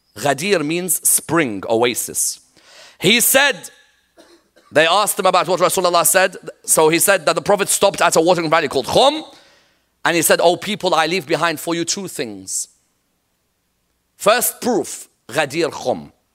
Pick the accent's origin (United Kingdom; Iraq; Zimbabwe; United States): Iraq; I'm from Iraq